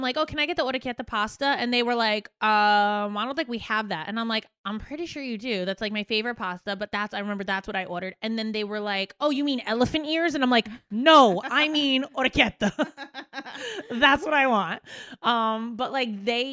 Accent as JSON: {"language": "English", "region": "New Jersey", "country": "United States", "also_born_or_lived": "Staten Island", "moved": "as an adult", "said": "Even I don't say the R as well as it's supposed to be said, and I'm from Jersey"}